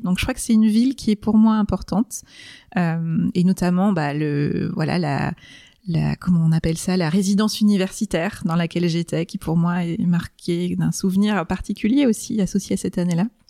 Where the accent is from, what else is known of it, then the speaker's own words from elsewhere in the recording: Rennes, Brittany, France; moved away as an adult; also born or lived in Angers; je suis née à Rennes, j'ai vécu à Rennes pendant 20 ans